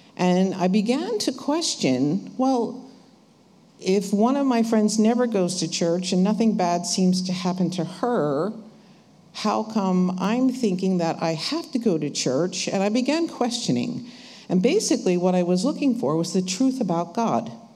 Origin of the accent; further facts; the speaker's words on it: New Jersey, United States; we're from New Jersey